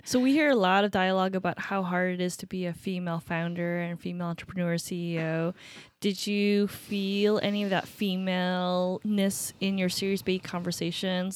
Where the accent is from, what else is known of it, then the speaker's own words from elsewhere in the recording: Upstate New York, United States; moved away as an adult; now in Seattle, United States; Upstate New York.